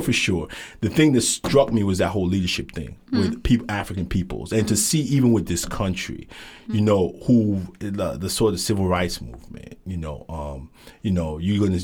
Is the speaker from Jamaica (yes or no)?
yes; Jamaica; I'm from Jamaica, so I'm a little biased.